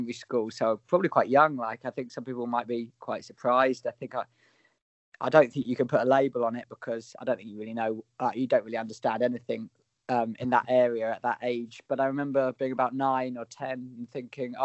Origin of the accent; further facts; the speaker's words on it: just south of London, South East England, United Kingdom; I was born just south of London in England, obviously. Grew up there until I was 19.